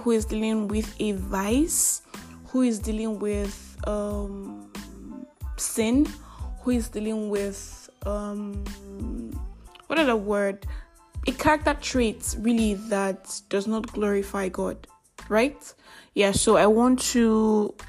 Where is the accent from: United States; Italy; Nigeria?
Nigeria; I am that Nigerian Christian Talkaholic